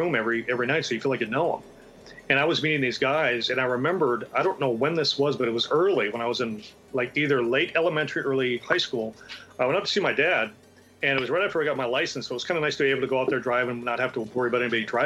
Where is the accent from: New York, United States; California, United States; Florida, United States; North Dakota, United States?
North Dakota, United States; Minot; I grew up in Minot, North Dakota